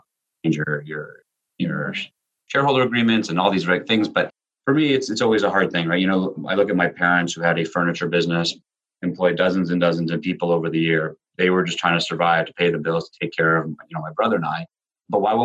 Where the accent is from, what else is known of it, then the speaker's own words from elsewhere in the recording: Canada; also born or lived in Israel; I was born in Israel. My parents are former Soviet Union, you know, mixed between Latvia and Ukraine. They came to Canada in 1980, a little bit after I was born